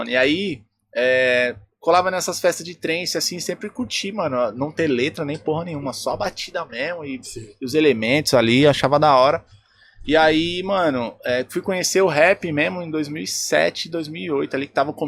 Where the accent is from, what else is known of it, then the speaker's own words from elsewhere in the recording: São Paulo, Brazil; lá do Grajaú, lá de onde eu sou